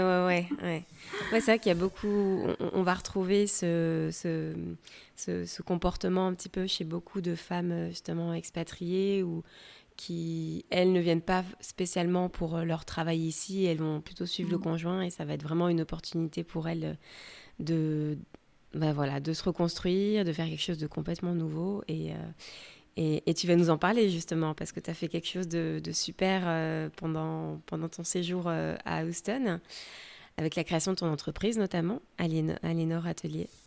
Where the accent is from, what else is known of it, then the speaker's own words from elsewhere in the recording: France; now in United States; je suis française